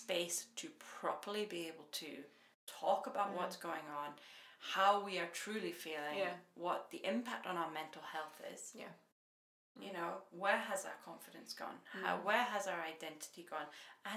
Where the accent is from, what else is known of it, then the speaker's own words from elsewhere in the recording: Scotland, United Kingdom; moved away as an adult; also born or lived in Edinburgh, Scotland / Denmark; now in Sweden; I'm Scottish